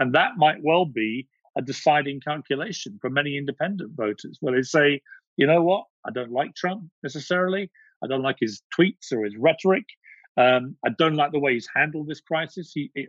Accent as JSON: {"language": "English", "country": "United Kingdom", "said": "Yeah, I've always been careful as a Brit not to say how I would vote in the US election"}